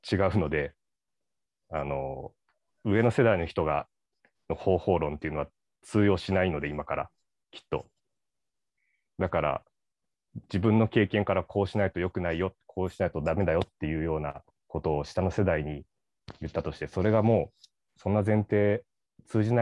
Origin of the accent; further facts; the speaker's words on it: Ishikawa, Japan; moved away as an adult; 18歳で神戸の大学に入って、石川出身なんですけど、その時に、こう、自分の方言を強制してしまったことがあの本当にかっこつけた方を間違えたなって今思うっていうのがあって、なんか石川って、まあ、方言でまあなまってるんですけど